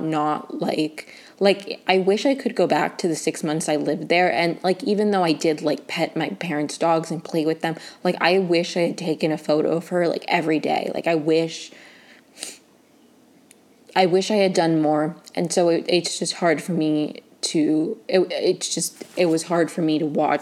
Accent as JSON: {"language": "English", "area": "right outside of DC", "region": "Maryland", "country": "United States", "tie": "born or raised there", "moved": "as an adult", "lives_now": "Los Angeles, United States", "said": "I grew up in Maryland right outside of DC"}